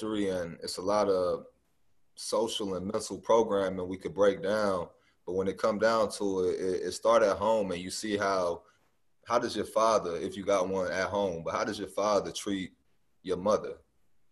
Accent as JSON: {"language": "English", "town": "St. Louis", "region": "Missouri", "country": "United States", "tie": "born or raised there", "said": "I'm from St. Louis, Missouri, born and raised"}